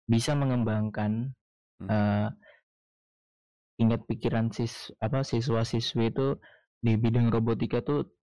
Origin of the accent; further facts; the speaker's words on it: Metro, Lampung, Indonesia; karena menurut gua kota gua kan kota metro nih